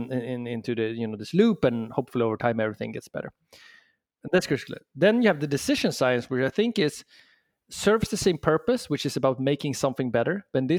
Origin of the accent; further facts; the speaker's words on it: Sweden; accent: Swedish; English is a second language; moved away as an adult; now in San Francisco, United States; I'm from Sweden originally, hence the accent, but I've been in the San Francisco and the Bay Area now for 7 years.